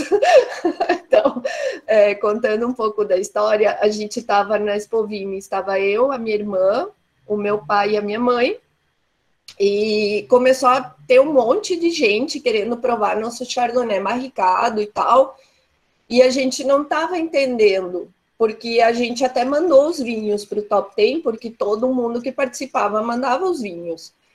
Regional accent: Santa Catarina, Brazil; nos dar muito orgulho como catarinenses

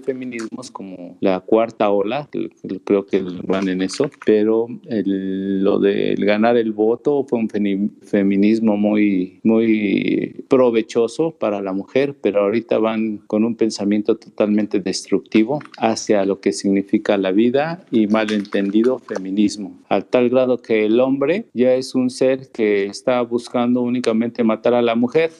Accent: Mexico; somos grandiosos como mexicanos

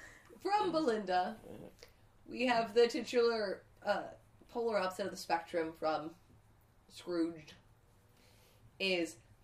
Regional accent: California, United States; I'm just from California.

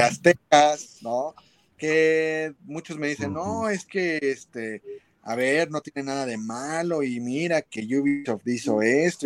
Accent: Mexico; nosotros en México tenemos un súper talento

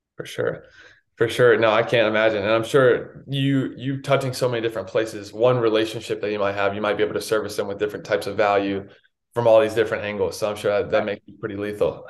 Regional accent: North Carolina, United States; I grew up in North Carolina

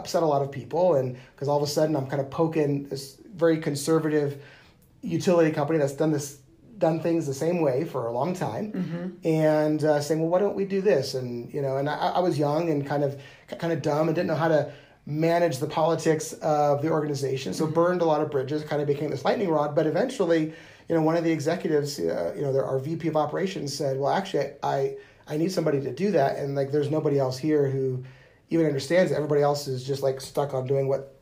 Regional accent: United States; moved away as an adult; also born or lived in Wyoming / Nebraska; now in Denver, United States; growing up in Wyoming and Nebraska, we'd always come to Denver

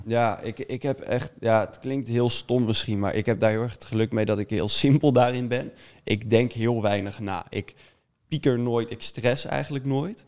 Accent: Amersfoort, Utrecht, Netherlands; ik kom uit Amersfoort

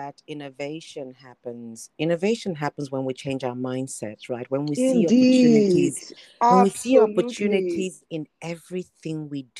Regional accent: Nigeria; moved away; I was born in Nigeria. I love my roots. I love my Nigerian heritage.

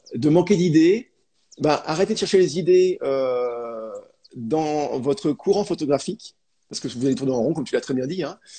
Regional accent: France; chez nous en France

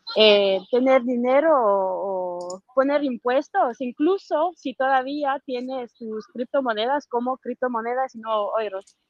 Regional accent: France; Yo soy de Francia

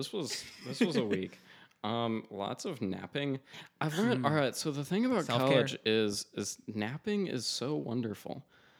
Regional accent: North Carolina, United States; I'm from North Carolina

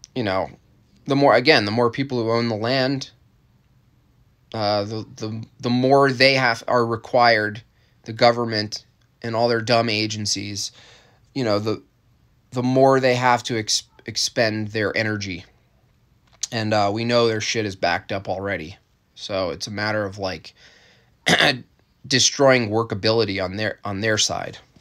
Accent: New York, United States; I'm from New York State

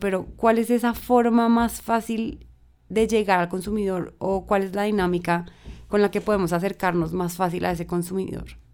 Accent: Colombia; nosotros como colombianos

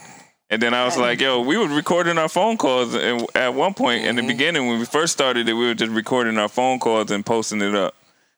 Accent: Connecticut, United States; moved away as an adult; now in Atlanta, United States; we from Connecticut.

